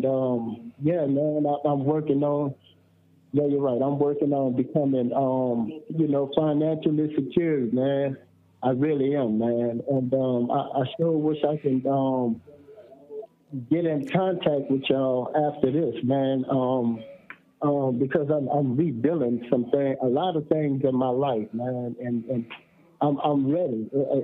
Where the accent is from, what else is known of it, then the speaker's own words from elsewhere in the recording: New Orleans, Louisiana, United States; now in California, United States; I'm from New Orleans, but I'm out here in California